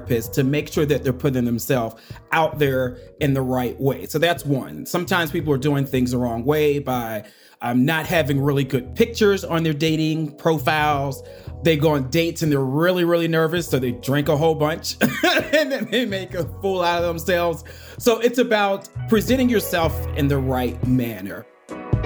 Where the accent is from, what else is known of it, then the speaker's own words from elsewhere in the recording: Pittsburgh, Pennsylvania, United States; now in Atlanta, United States; I'm from Pittsburgh, Pennsylvania, but I actually live in Atlanta, Georgia, with my husband and our two nephews.